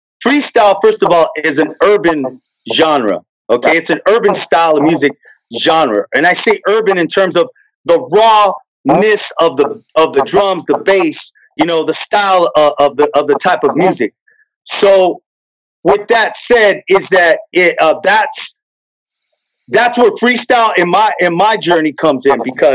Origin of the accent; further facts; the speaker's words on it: San Jose, California, United States; I grew up in San Jose, California, and there's a lot of, there's a big Latino base, culture there